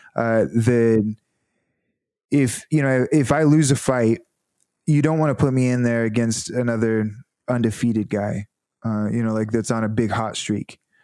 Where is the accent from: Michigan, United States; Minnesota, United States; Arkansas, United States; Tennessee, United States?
Arkansas, United States; Northwest; moved away as an adult; also born or lived in California / Conway, Arkansas; I was from Northwest Arkansas